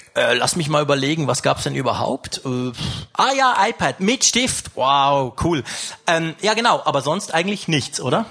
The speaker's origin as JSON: {"language": "German", "country": "Switzerland", "said": "ich komme aus der Schweiz, ich komme aus den Bergen, also richtig weit weg"}